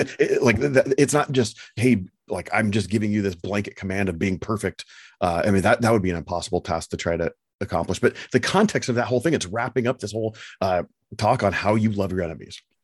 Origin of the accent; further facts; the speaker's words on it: United States; as an American